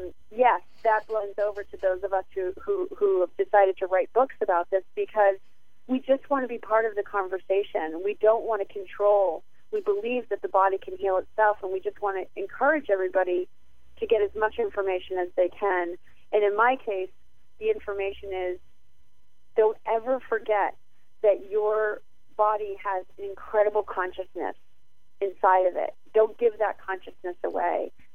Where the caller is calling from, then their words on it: New England, United States; I'm calling from New England right now